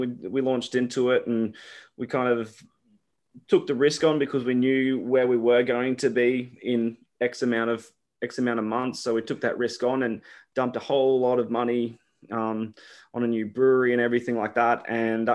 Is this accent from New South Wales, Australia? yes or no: no; Brisbane, Queensland, Australia; I grew up in the area as well, like from in Cannon Hill